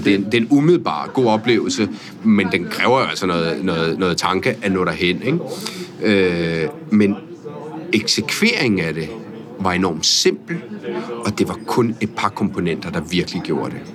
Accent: Italy; also born or lived in Spain / France; now in Denmark; jeg er født i Italien af en norsk mor

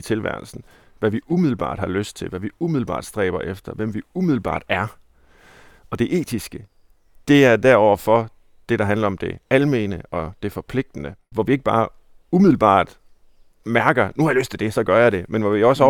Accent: Herning, Central Denmark Region, Denmark; jeg er jo fra Herning, altså Midtjylland

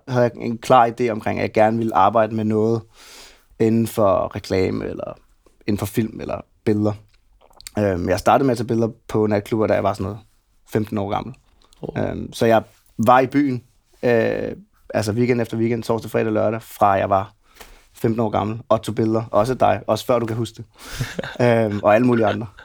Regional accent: Gentofte, Capital Region of Denmark, Denmark; Jeg er opvokset ude i Gentofte.

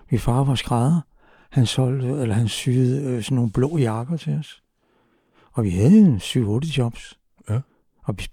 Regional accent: Copenhagen, Capital Region of Denmark, Denmark; Jeg er simpelthen vokset på Amager

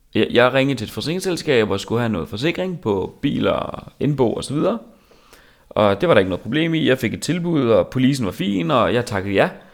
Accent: Korsør, Zealand, Denmark; jeg er fra Korsør

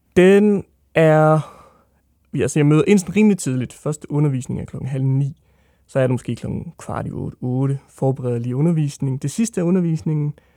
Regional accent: Odense, Southern Denmark, Denmark; jeg er fra Odense

